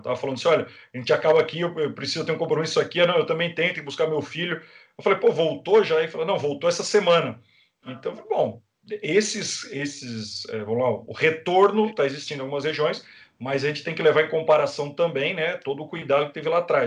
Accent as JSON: {"language": "Portuguese", "country": "Brazil"}